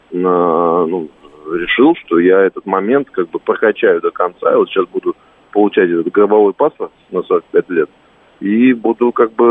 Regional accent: Russia; Я родился не в России, а в СССР.

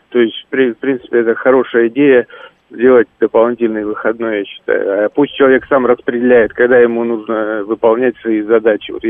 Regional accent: Istra, Moscow Oblast, Russia; Я вот из Истры, да, в Истре, сколько у нас было научно-исследовательских институтов.

